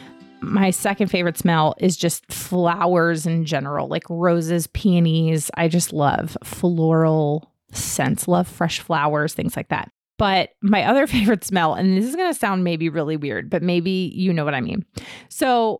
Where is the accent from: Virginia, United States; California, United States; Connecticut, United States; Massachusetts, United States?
Virginia, United States; Herndon; moved away as an adult; also born or lived in Fairfax, Virginia; I grew up in Herndon, Virginia. I was born and raised there, lived in the exact same house my entire life until I went to college